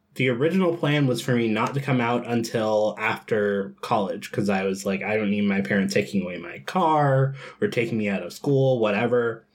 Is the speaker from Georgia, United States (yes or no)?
yes; Georgia, United States; I grew up in Georgia, um, in a part of Georgia that is called the Bible Belt